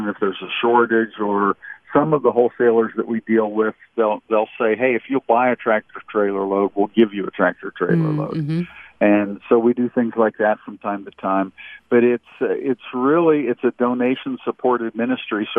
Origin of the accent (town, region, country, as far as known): Pittsburgh area, Pennsylvania, United States; born or raised there; moved away